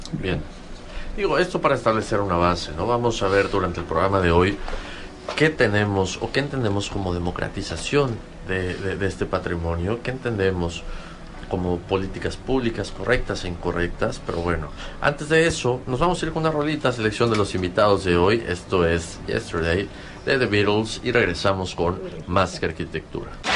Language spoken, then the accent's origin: Spanish; Yucatán, Mexico; como yucatecos, como ciudadanos de este estado